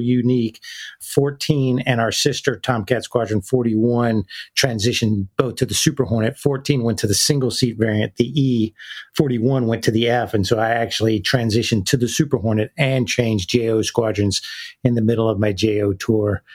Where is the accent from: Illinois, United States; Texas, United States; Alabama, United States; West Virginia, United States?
Alabama, United States; Decatur; accent: Southern; moved away as an adult; also born or lived in Mississippi; that's where I went to high school in Decatur, right outside of Huntsville